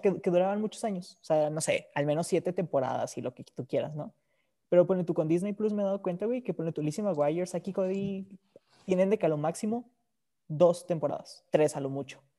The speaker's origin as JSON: {"language": "Spanish", "country": "Mexico", "said": "yo soy mexicano"}